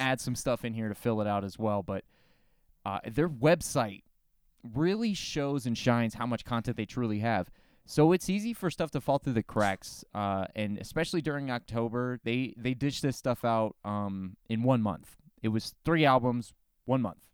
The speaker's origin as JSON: {"language": "English", "region": "Florida", "country": "United States", "said": "I'm from Florida, the South of the South"}